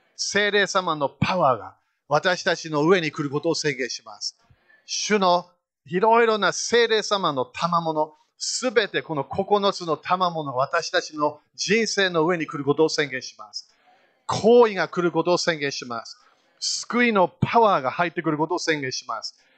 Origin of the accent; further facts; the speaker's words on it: Fukushima, Japan; also born or lived in United Kingdom / United States; 私日本で生まれたんだよ。福島県福島市、三河台小学校行った